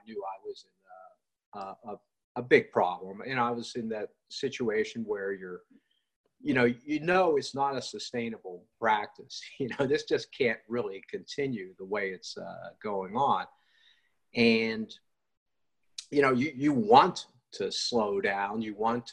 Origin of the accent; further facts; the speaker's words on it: West Virginia, United States; I grew up in West Virginia.